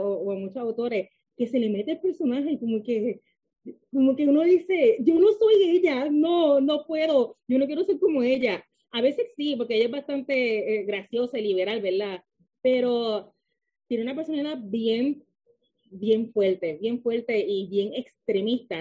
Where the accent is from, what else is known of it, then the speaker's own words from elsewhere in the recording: Lajas, Puerto Rico; also born or lived in Mayagüez, Puerto Rico; now in San Juan, Puerto Rico; nací en Mayagüez, soy de Laja, Puerto Rico, pero vivo actualmente en San Juan.